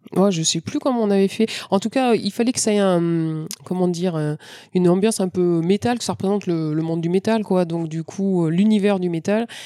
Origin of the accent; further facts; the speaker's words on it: France; je suis française